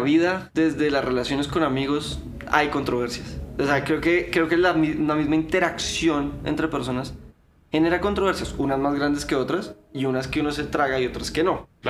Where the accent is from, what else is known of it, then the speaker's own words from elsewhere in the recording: Colombia; somos abogados colombianos